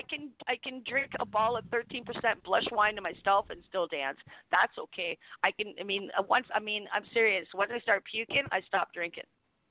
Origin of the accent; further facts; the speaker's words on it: Toronto, Ontario, Canada; I'm from Toronto. I'm from Toronto. The fake Chicago.